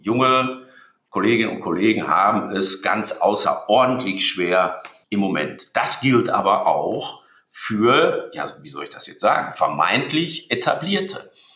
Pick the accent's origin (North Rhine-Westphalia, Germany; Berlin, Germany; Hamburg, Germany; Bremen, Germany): North Rhine-Westphalia, Germany; Dortmund; ich bin in Dortmund geboren. ich bin Dortmunder. Ich bin typischer Ruhrgebietsmensch. Ich bin Westfale.